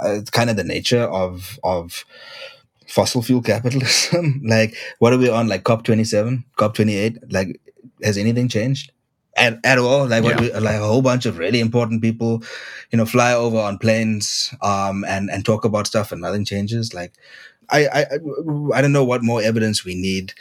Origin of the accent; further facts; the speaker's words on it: Durban, KwaZulu-Natal, South Africa; Durban, my hometown